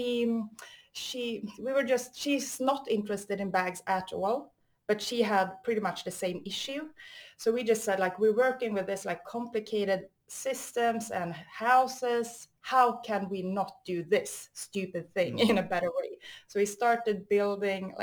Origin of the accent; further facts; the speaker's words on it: Stockholm, Stockholm County, Sweden; I'm from Sweden, Stockholm.